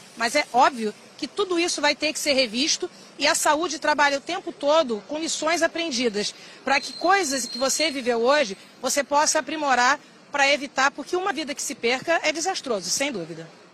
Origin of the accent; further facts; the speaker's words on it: Rio de Janeiro, Brazil; Nascida e criada em Cascadura, subúrbio do Rio